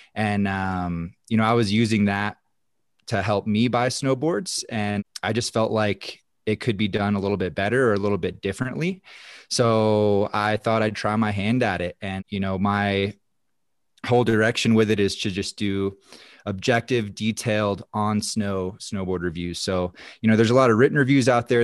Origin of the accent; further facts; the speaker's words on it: North Carolina, United States; moved away as an adult; now in Silverthorne, United States; I actually grew up on the East Coast. I'm originally from North Carolina, so that's, uh, where it all started for me. Grew up out there